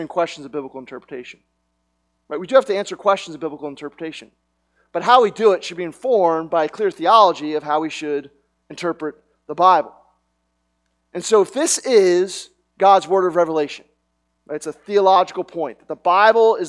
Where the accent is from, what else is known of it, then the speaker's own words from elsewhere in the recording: Media, Pennsylvania, United States; I was born in Media, Pennsylvania